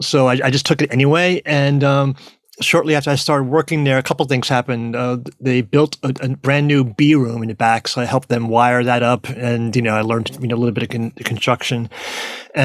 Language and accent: English; New York, United States; now in Austin, United States; I'm originally from New York. I'm living in Texas right now, just outside of Austin.